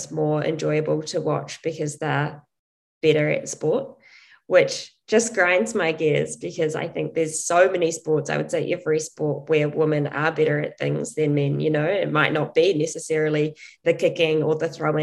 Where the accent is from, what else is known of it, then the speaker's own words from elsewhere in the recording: New Zealand; growing up in New Zealand as a female athlete in a sport like athletics, which has very little support